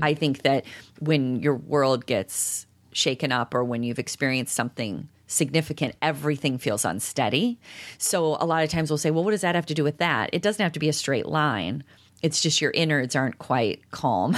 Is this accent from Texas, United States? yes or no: no; DeKalb, Illinois, United States; I grew up in DeKalb